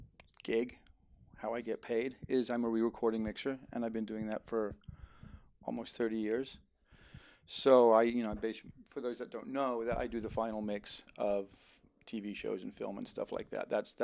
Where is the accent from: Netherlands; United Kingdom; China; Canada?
Netherlands; now in United States; I even though I'm an American, I grew up in Holland and I always wanted to do something in music.